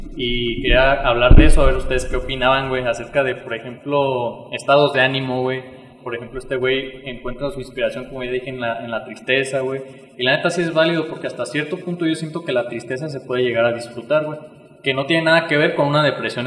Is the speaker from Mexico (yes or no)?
yes; Uruapan, Michoacán, Mexico; also born or lived in Morelia; nací aquí en Uruapan, estudié en Morelia